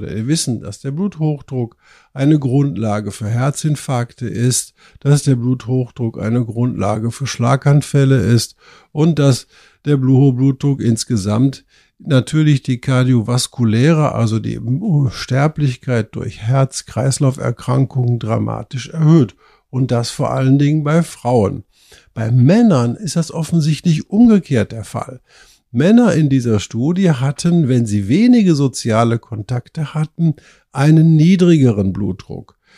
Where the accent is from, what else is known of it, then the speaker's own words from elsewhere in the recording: Germany; bei uns in Deutschland